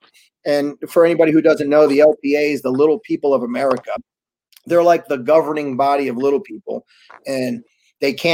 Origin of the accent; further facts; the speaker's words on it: New York City, New York, United States; also born or lived in Wallkill, New York; I'm from New York. You know, I kind of, you know, I grew up back and forth with Lower East Side is where I was born. And, but I went to high school up in, upstate New York, you know, Walk Hill. But you know, I'm a New Yorker